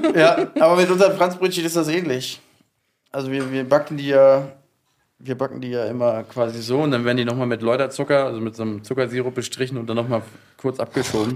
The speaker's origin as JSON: {"language": "German", "region": "Hamburg", "country": "Germany", "moved": "as an adult", "lives_now": "Berlin, Germany", "said": "ich bin ja aus Hamburg"}